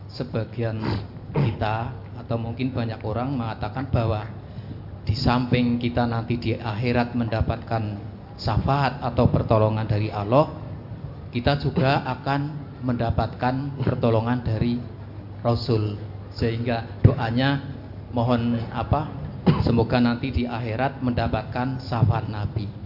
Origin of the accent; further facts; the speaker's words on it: Wonosobo, Central Java, Indonesia; asal dari Wonosobo.